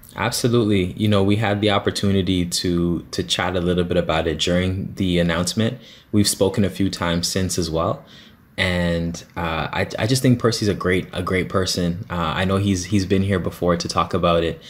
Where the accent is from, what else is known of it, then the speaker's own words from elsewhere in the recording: Toronto, Ontario, Canada; I'm from Scarborough, yes. I grew up in the Guildwood area